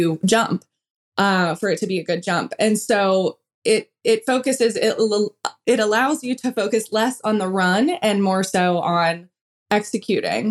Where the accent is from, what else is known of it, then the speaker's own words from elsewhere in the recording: about an hour south of Pittsburgh, Pennsylvania, United States; moved away as an adult; now in Knoxville, United States; I grew up in Pennsylvania about an hour south of Pittsburgh. So it was a smaller town